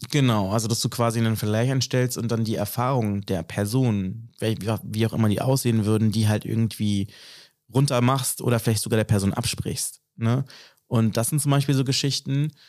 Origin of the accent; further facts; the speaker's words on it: Berlin, Germany; mich als Berliner identifiziere